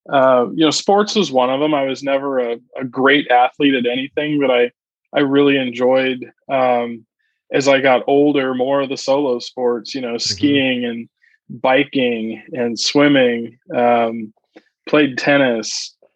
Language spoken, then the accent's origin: English; Alaska, United States; born there; also born or lived in Omaha, Nebraska; I was born in Alaska, and mm-hmm. uh, my dad was was stationed there. He was a pilot in the Air Force, and we did a couple of tours there